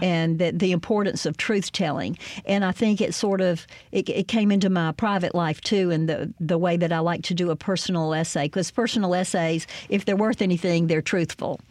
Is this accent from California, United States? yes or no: no; Greenwood, Mississippi, United States; growing up in Greenwood